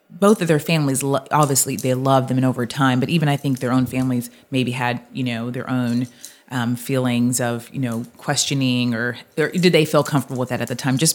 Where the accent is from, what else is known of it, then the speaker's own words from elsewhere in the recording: Seattle, Washington, United States; I would say majority of my childhood, I grew up in Seattle, Washington.